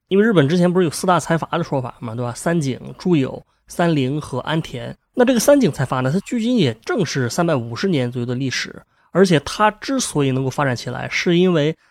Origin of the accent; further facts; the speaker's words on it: China; 这个我们中国人好像用得不太理解啊